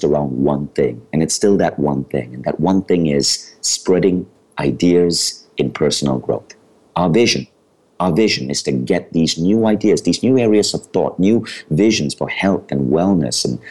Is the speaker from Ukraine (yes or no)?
no; Malaysia; moved away as an adult; also born or lived in New York, United States; I had been born in Malaysia